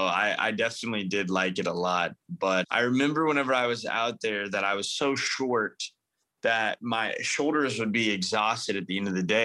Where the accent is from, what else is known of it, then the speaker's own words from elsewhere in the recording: Paris, Illinois, United States; I was born Southern Illinois, well, pretty close to Central, but super small farm town called Paris, Illinois